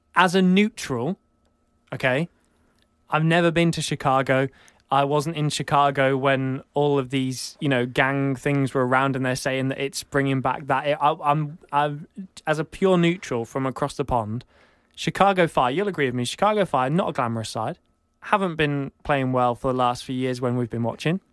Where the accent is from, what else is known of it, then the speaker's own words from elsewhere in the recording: England, United Kingdom; I'm from England.